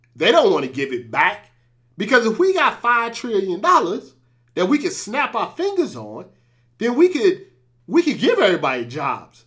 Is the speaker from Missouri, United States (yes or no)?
yes; St. Louis, Missouri, United States; I was born in Saint Louis